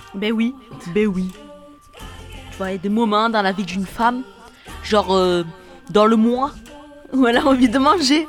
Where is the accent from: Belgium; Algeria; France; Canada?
Algeria; en tant qu'Algérien